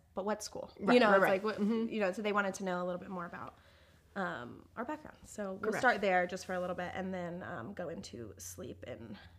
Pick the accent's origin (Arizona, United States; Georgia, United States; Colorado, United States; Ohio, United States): Georgia, United States; also born or lived in Florida; I'm from Georgia, and I born and raised actually in Florida, and then I moved to Georgia. That's where I did high school and college. I went to the University of West Georgia.